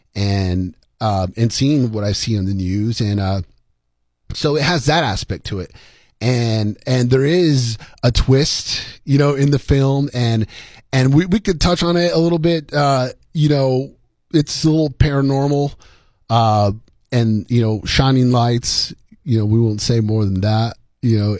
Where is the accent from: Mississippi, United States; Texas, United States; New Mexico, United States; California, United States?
New Mexico, United States; Columbus; I was from Columbus, New Mexico, a small little town.